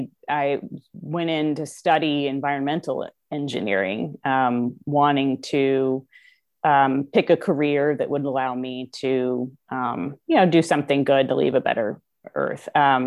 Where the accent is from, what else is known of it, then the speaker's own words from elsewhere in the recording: Kansas City, Missouri, United States; also born or lived in St. Louis; But so I'm actually from Kansas City originally, but bounced around between Kansas City and St. Louis mostly growing up. Lived a few other places as well.